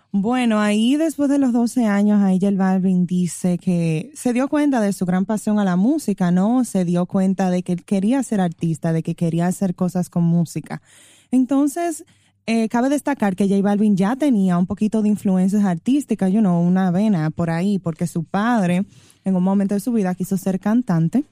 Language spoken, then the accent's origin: Spanish; Dominican Republic; como los dominicanos